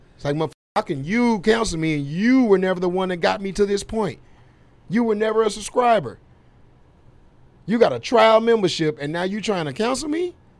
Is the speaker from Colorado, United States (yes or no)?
no; Dallas, Texas, United States; I'm from Dallas